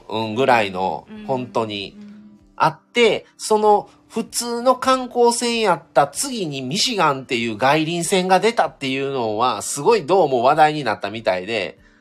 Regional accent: Kobe, Hyogo, Japan; also born or lived in Shiga Prefecture; 僕はね、育ってんのこそ神戸ですけど、生まれが滋賀県なので

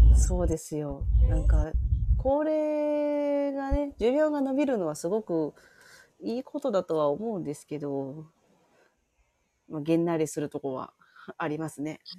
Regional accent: Hyogo, Japan; 私、兵庫県なんですけど、おお。住まいはちょっと都会なんですが、働き口が、あの、地元のとこ

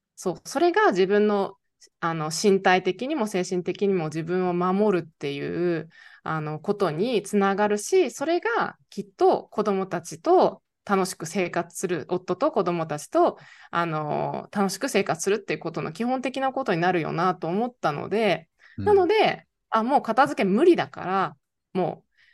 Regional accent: Niigata, Japan; moved away as an adult; もともと新潟の米農家出身

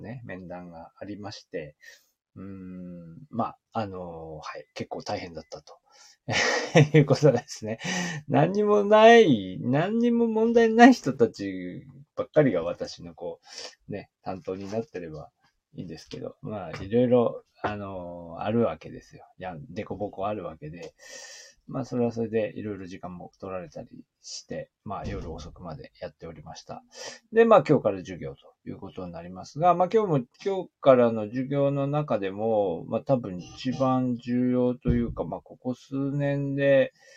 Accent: Aomori, Japan; now in Niigata, Japan; 私は青森県の出身

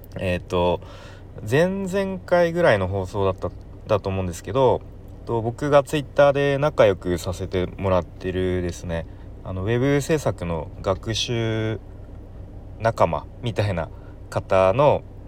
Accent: Kanto, Japan; 関東出身の僕

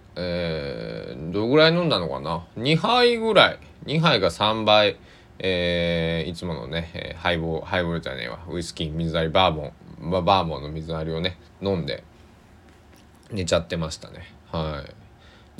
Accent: Kochi, Japan; moved away; 地元高知

